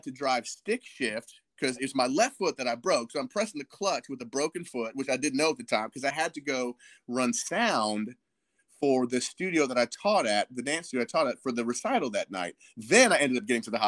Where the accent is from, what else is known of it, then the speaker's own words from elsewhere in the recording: Fredericksburg, Virginia, United States; also born or lived in Palo Alto, California / Lake Tahoe / Oklahoma; when I was 8, we moved to Virginia, Lake of the Woods, Fredericksburg, Orange County area